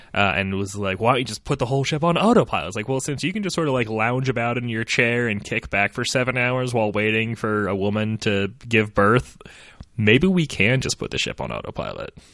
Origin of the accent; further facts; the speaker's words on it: United States; I'm American